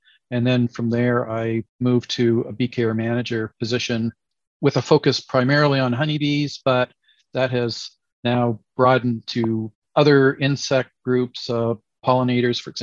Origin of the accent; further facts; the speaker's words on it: Canada; also born or lived in Nova Scotia, Canada / Montreal, Quebec, Canada; I grew up in Canada, basically grew up surrounded by orchards and agriculture, and did my degrees in Nova Scotia and Quebec, Montreal specifically